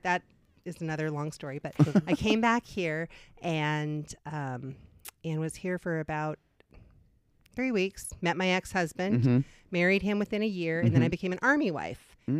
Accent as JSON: {"language": "English", "town": "Vancouver", "region": "Washington", "country": "United States", "tie": "born or raised there", "also_born_or_lived": "Oakland, California / Long Beach, Washington"}